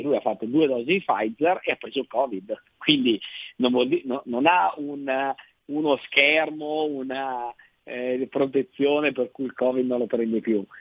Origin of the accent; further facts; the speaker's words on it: Lombardy, Italy; lo dico da Lombardo